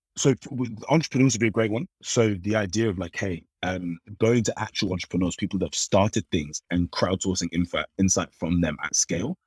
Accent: London, United Kingdom; I was born and born and raised in London

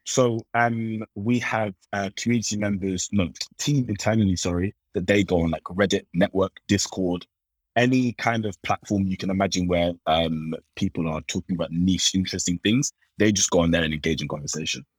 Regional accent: London, United Kingdom; I was born and born and raised in London

